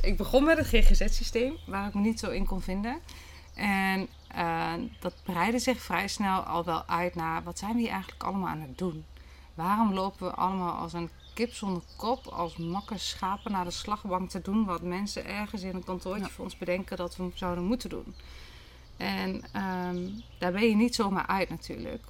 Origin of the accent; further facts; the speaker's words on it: Achterhoek, Gelderland, Netherlands; In, eh, in een landgoed op mijn geboortegrond